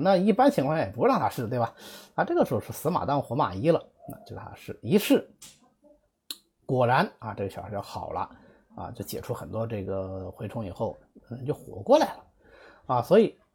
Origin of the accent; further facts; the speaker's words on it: Zhejiang, China; 我们浙江人